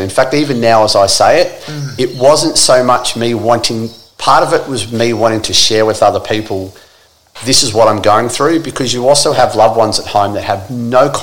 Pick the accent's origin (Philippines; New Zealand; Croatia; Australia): Australia; being an Australian, just surrounded by Yanks